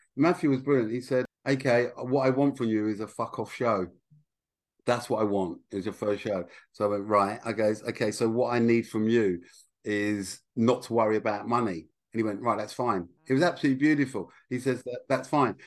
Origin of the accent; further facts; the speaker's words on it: Essex, East of England, United Kingdom; I'm from Essex